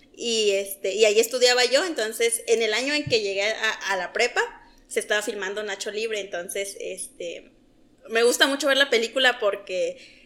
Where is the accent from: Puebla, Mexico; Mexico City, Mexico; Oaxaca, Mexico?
Oaxaca, Mexico; moved away as an adult; also born or lived in Chihuahua, Mexico; now in Delicias, Mexico; soy de Oaxaca.